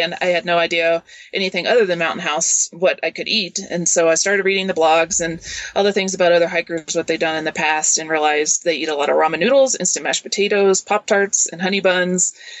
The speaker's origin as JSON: {"language": "English", "region": "Kentucky", "country": "United States", "tie": "born or raised there", "also_born_or_lived": "Seattle, Washington", "moved": "as an adult", "lives_now": "New Mexico, United States", "said": "I grew up in Kentucky, so we really didn't camp or backpack then."}